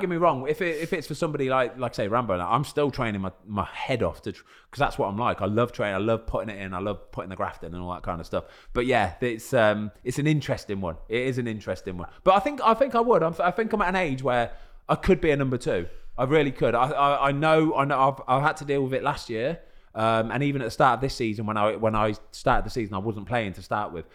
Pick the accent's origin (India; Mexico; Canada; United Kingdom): United Kingdom; England; I'm English